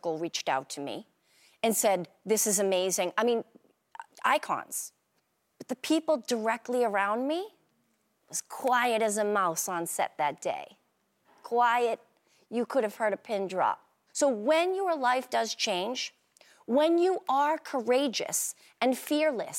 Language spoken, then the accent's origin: English; Boston, Massachusetts, United States; I am from Boston